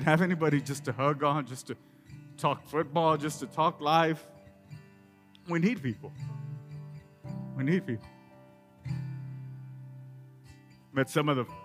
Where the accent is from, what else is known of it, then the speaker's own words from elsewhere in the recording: Rio Grande Valley, Texas, United States; moved away as an adult; now in West Texas, United States; I grew up in the Rio Grande Valley and moved here when I met my lovely bride